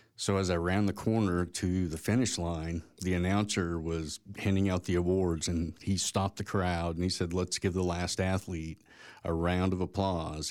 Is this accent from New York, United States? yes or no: no; Tulsa, Oklahoma, United States; also born or lived in Edmond, Oklahoma; I grew up in Tulsa, Oklahoma